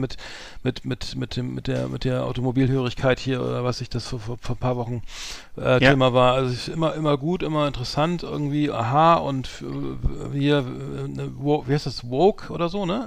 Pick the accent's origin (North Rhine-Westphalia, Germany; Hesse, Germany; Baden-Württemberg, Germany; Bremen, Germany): Bremen, Germany; als Bremer